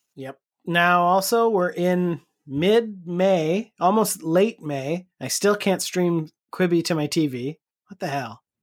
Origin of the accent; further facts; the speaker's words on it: Canada; we are Canadian